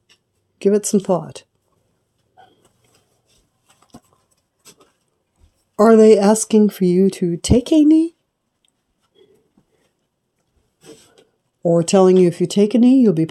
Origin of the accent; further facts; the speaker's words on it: United States; I was born in America, born black in America